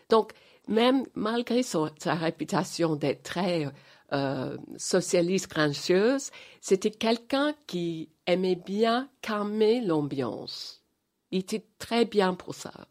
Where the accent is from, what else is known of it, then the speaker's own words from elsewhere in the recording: England, United Kingdom; French is a second language; moved away as an adult; also born or lived in Los Angeles; j'ai quitté Angleterre en 85